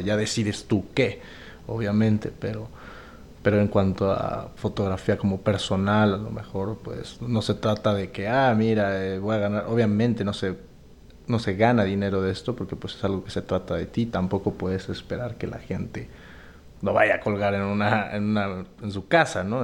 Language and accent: Spanish; Mexico; soy fotógrafo mexicano